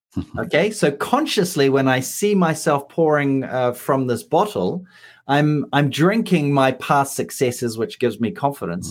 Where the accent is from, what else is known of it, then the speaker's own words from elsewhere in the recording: New Zealand; moved away; I'm a New Zealander